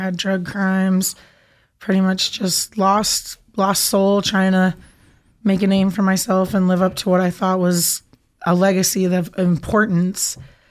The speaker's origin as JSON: {"language": "English", "town": "Paradise", "region": "California", "country": "United States", "tie": "born or raised there", "also_born_or_lived": "Idaho", "moved": "yes", "said": "I was born in Paradise, California at Feather River Hospital."}